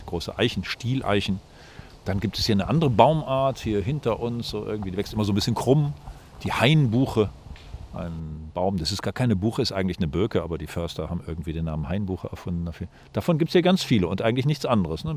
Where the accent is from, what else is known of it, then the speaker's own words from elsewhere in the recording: Germany; bei uns in Deutschland